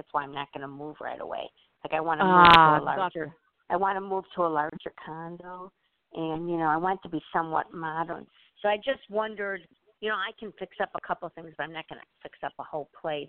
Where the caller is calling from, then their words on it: Illinois, United States; from Illinois.